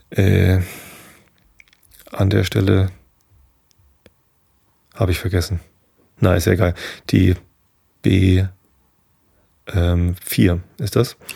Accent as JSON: {"language": "German", "region": "Hamburg", "country": "Germany", "said": "so als Hamburger ist es manchmal auch ganz schön anstrengend, dass das Ding ständig kommt"}